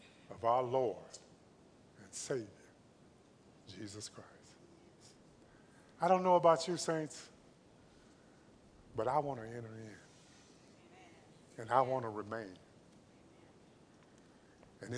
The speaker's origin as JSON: {"language": "English", "town": "Los Angeles", "region": "California", "country": "United States", "tie": "born or raised there", "also_born_or_lived": "Compton, California", "said": "I was raised in Watts, lived in Compton."}